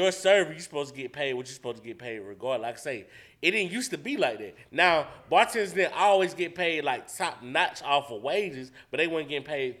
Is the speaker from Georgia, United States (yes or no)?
yes; Atlanta, Georgia, United States; I'm from Atlanta. Yeah, I'm from Atlanta. I'm from the heart of this shit.